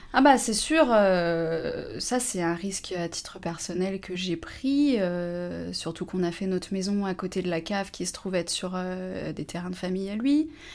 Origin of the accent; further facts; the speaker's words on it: Annecy, Auvergne-Rhône-Alpes, France; moved away as an adult; also born or lived in Lyon / Montpellier; now in La Motte-Servolex, France; j'ai grandi à Annecy, donc je suis de Haute-Savoie